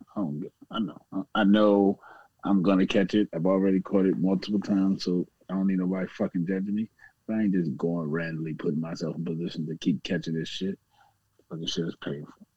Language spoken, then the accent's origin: English; Virginia, United States; I'm from Virginia